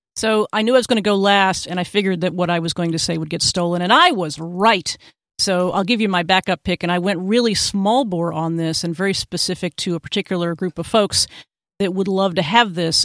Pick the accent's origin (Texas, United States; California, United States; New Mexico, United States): Texas, United States; my home state of Texas